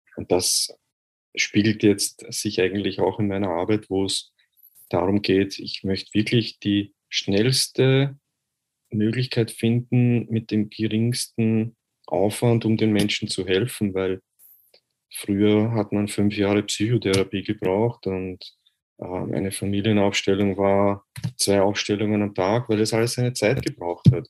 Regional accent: Vienna, Austria; Ich bin aus Österreich, aus Wien. Äh, ich hoffe, ihr könnt meinen Dialekt verstehen.

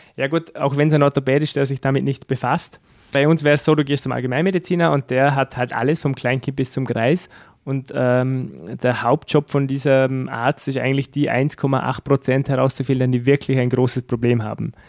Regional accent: Austria; in Dormen, wo ich her bin

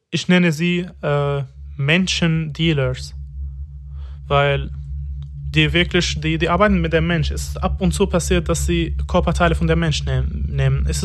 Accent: Damascus, Damascus Governorate, Syria; moved away as an adult; now in Germany; Ich bin 27 Jahre alt, seit zwei Jahren in Deutschland. Ich bin in Damaskus geboren und aus Damaskus. Ich habe mein ganzes Leben in Damaskus.

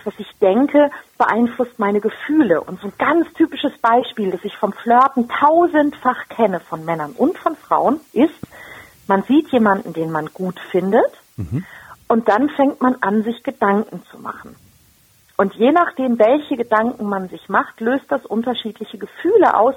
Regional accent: Germany; bei uns in Deutschland

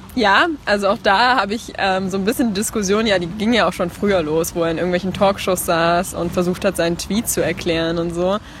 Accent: Leipzig, Saxony, Germany; Ich komme aus Leipzig, habe dort gerade mein Abitur gemacht

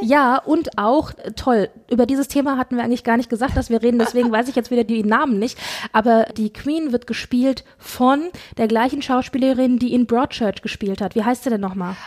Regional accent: Frankfurt, Hesse, Germany; wir kommen beide aus der Frankfurter Region, beziehungsweise Frankfurt

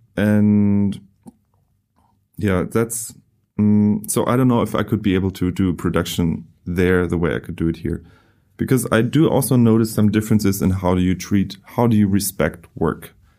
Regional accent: Germany; moved away; I come from Germany.

